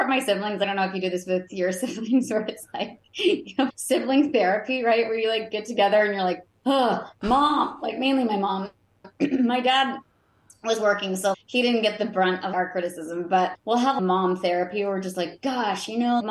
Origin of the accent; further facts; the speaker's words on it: Roanoke, Virginia, United States; I'm from Roanoke, Virginia originally